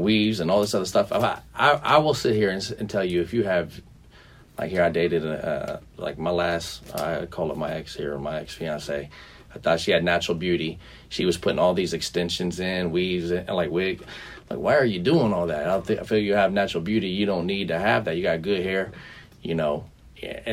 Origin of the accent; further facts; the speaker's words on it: Cleveland, Ohio, United States; I'm from Cleveland, so I get cold, but I get hot real quick